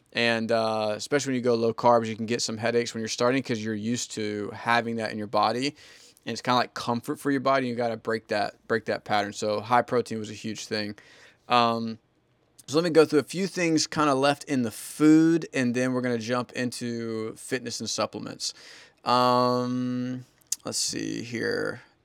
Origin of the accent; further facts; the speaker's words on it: the South, United States; I grew up in the South